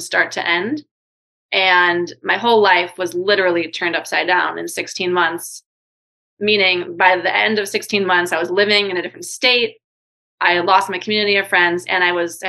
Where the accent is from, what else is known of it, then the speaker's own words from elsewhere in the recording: New York City, New York, United States; moved away as an adult; also born or lived in Hawaii / Singapore / Thailand; I'm from New York City